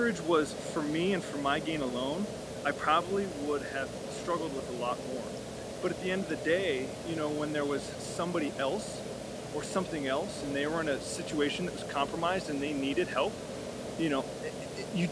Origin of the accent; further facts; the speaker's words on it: United States; I grew up in America in a middle-class family